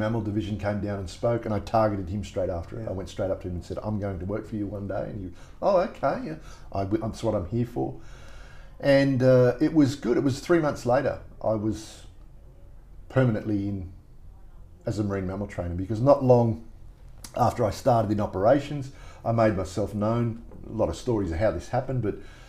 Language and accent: English; Sydney, New South Wales, Australia; moved away as an adult; I grew up in Maroubra Beach in Sydney, home of the Bra Boys, and it was a rough upbringing